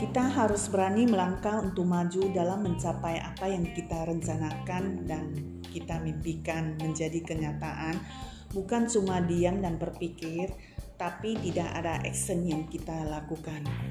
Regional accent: Selat Panjang, Riau, Indonesia; moved away as an adult; also born or lived in Pekanbaru; saya dilahirkan dan dibesarkan di salah satu pulau di Provinsi Riau yaitu Selat Panjang

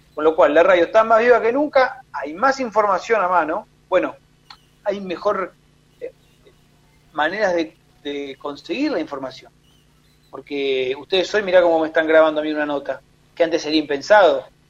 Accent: Rosario, Santa Fe, Argentina; nací en Rosario, eh, mis viejos en ese momento, bueno, estaban viviendo ahí

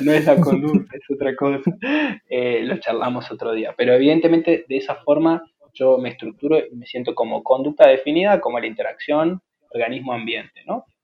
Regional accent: Argentina

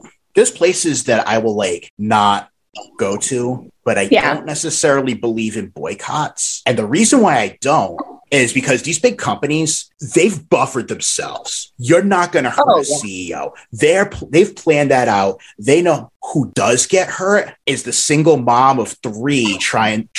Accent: Massachusetts, United States; accent: Massachusetts; me and my Massachusetts accent

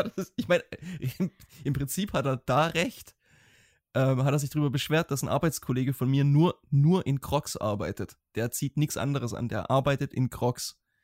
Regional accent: Germany; gerade als Deutsche

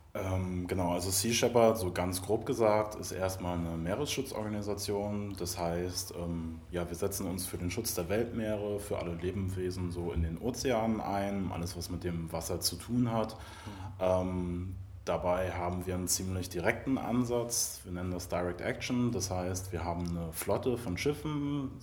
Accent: Mecklenburg-Vorpommern, Germany; moved away; ich komme ursprünglich aus Mecklenburg-Vorpommern.

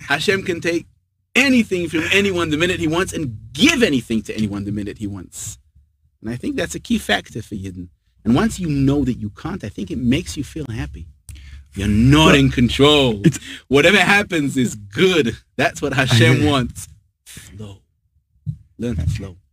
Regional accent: England, United Kingdom; now in Israel; I'm English

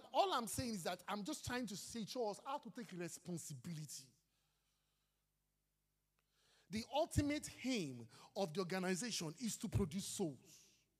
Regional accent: Nigeria; I am blessed to be a Nigerian.

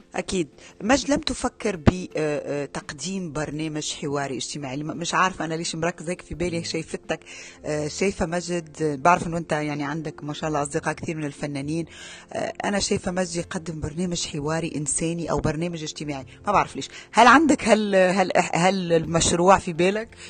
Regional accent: Tunisia; انا من تونس

